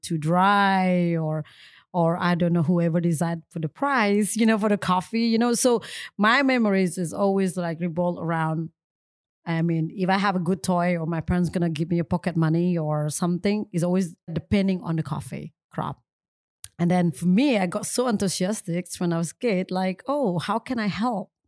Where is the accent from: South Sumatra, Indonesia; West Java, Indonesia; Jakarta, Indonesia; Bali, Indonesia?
Bali, Indonesia; English is a second language; I'm come from Bali, obviously. Small town is actually located north is of Bali